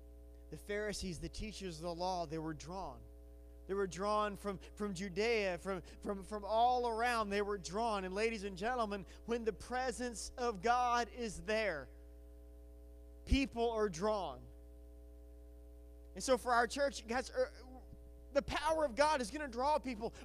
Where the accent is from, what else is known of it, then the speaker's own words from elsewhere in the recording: Batesville, Arkansas, United States; I grew up in Batesville, and I love Batesville